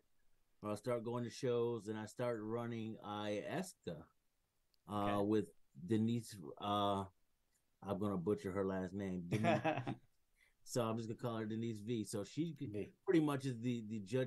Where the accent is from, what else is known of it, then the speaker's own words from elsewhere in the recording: Grand Rapids, Michigan, United States; now in Kalamazoo, United States; I'm from, I was born in Grand Rapids, Michigan, but I stay in Kalamazoo, Michigan. So it's about 45 minutes from where I was born